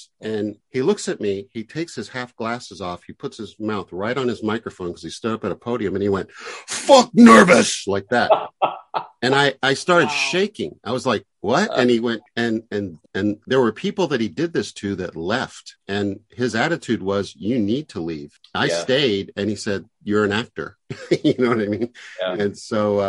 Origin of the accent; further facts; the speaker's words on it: the South, United States; I grew up in the South